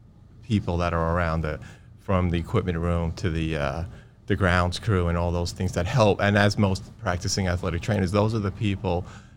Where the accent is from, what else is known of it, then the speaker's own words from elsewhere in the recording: Brooklyn, New York, United States; I grew up in Brooklyn, and there was no athletic trainers anywhere in any public schools